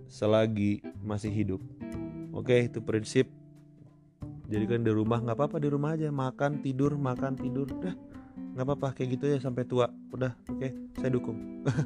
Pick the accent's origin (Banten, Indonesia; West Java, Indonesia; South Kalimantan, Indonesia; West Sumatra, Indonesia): Banten, Indonesia; Cilegon; jadi gue kecil itu gue lahir di Cilegon. Gue lahir di Cilegon sampai SMP gue punya banyak temen berbagai macam ras ya suku dan beda agama juga gitu.